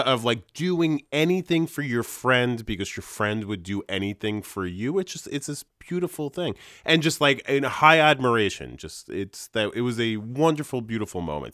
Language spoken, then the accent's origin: English; Hudson Valley, New York, United States; I identify as like a New Yorker